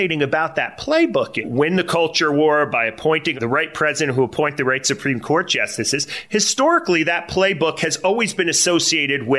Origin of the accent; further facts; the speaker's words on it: New Jersey, United States; I grew up in North Jersey